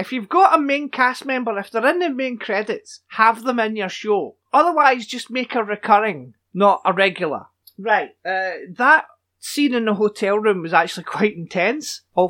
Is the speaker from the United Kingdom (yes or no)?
yes; Scotland, United Kingdom; there's been a murder! I'm Scottish!